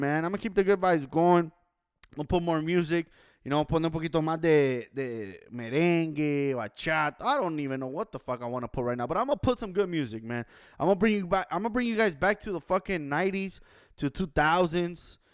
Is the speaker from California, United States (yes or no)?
yes; Los Angeles, California, United States; I was born and raised in Los Angeles, California downtown LA to be exact, 213 Koreatown